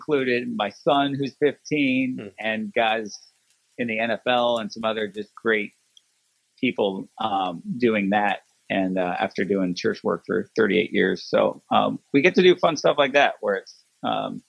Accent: Sacramento, California, United States; I grew up in Sacramento

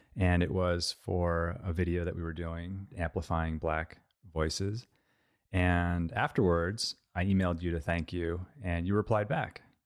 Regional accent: Montclair, New Jersey, United States; I grew up in Montclair, New Jersey.

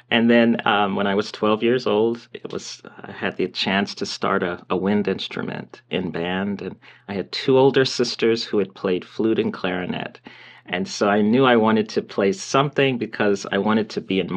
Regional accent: Milledgeville, Georgia, United States; moved away as an adult; now in Bloomington, United States; I'm I'm from Georgia, a little town in Georgia. Um, people probably haven't heard of it. It's maybe they've heard of the city of Macon, Georgia, if they've heard of, and it's near Macon. It's called Milledgeville, Georgia

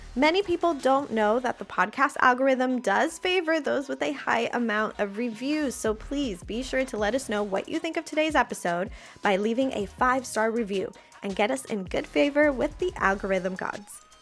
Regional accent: Puerto Rico; In Puerto Rico, we call it bregando

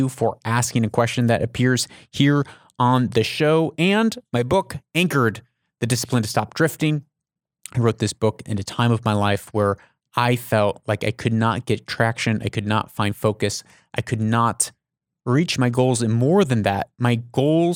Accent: United States; now in Middle East; I'm an American

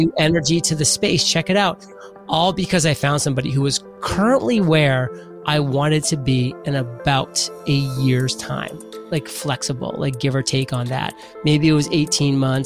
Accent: Maine, United States; I'm from Maine

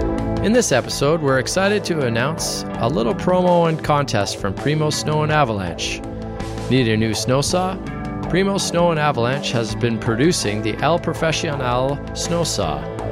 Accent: Canada; I'm your Canadian correspondent

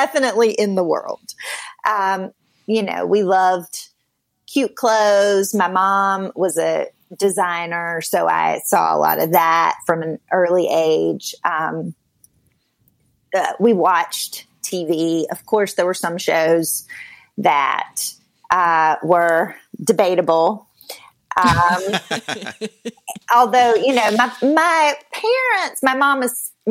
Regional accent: a small town outside of Raleigh, North Carolina, United States; moved away; I am from the South, from North Carolina originally, grew up in a small town outside of Raleigh

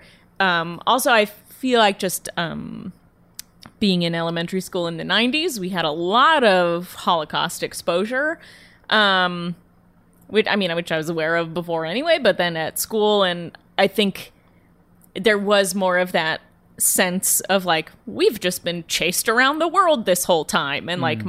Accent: Phoenix, Arizona, United States; Yeah, I'm from Phoenix. And then my grandparents lived in a retirement community called Sun City, which is just outside of Phoenix.

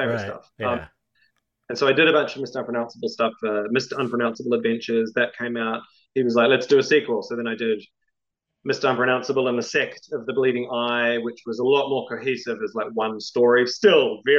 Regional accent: New Zealand; also born or lived in Melbourne, Australia; now in Queensland, Australia; growing up in New Zealand, being in the comics scene there, very vibrant

